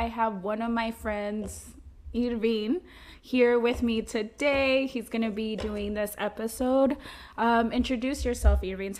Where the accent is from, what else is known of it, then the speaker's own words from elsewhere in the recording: Veracruz, Mexico; moved away; I was born in Veracruz.